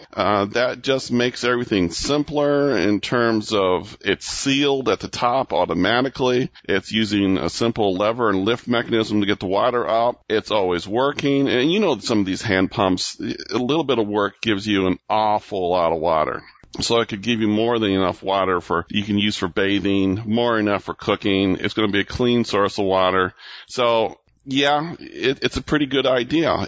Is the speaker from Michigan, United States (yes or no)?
yes; Michigan, United States; Michigan, my home state